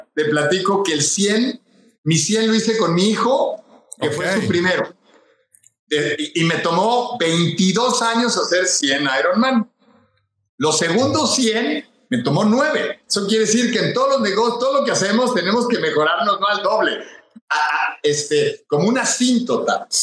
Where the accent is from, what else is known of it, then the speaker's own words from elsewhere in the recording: Monterrey, Nuevo León, Mexico; also born or lived in Mexico City; Yo me hice, me creé, estudié en Monterrey.